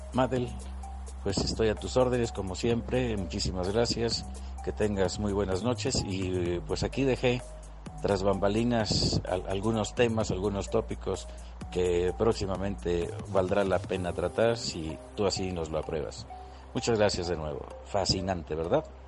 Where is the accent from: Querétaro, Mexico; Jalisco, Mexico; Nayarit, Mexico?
Querétaro, Mexico; quienes somos queretanos